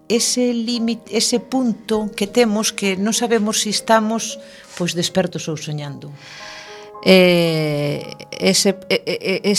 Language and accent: Galician; Galicia, Spain; os galegos somos así.